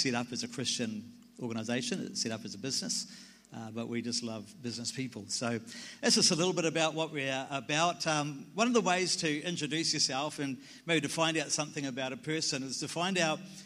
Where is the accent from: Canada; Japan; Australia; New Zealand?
New Zealand; I'm a Kiwi.